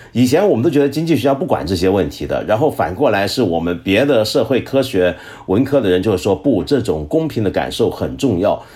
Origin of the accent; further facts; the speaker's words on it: China; 我们中国人都是学雷锋的好学生